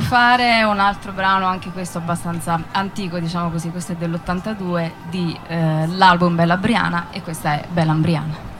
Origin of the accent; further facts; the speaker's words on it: Italy; moved away; Ho fatto due concerti giù a sud, uno a Lanciano e uno a Campobasso, dalle mie parti